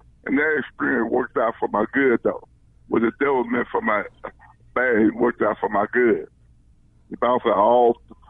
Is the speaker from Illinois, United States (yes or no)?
yes; Chicago, Illinois, United States; I grew up on the West Side also. I grew up in the Lawndale area